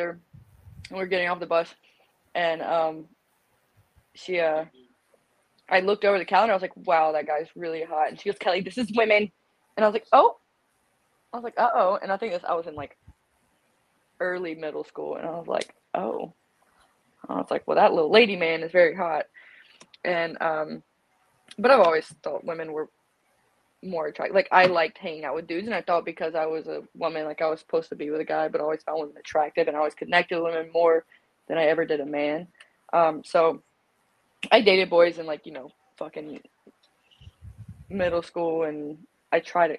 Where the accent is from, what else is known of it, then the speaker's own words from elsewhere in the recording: South Carolina, United States; I was born and raised in South Carolina.